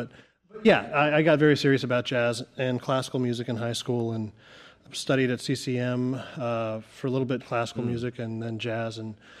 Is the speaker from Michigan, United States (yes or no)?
no; San Diego, California, United States; also born or lived in New Jersey; I was a Navy brat growing up. I grew up in San Diego and Jersey outside of Philly.